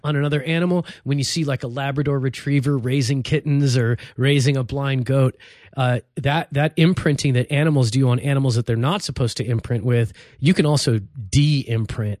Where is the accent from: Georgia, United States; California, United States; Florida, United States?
California, United States; Los Angeles; also born or lived in Cairo, Egypt; grew up in East L A in a very Mexican neighborhood